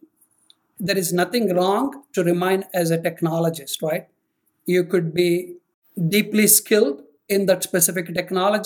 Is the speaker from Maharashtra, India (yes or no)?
no; Rajahmundry, Andhra Pradesh, India; moved away as an adult; also born or lived in Atlanta; now in United States; I was brought up in India, born in a highly orthodox family